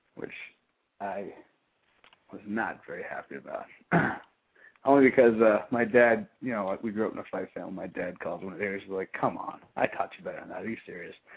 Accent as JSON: {"language": "English", "region": "Texas", "country": "United States", "moved": "yes", "said": "I'm from Texas. We have that sort of work ethic, that mentality"}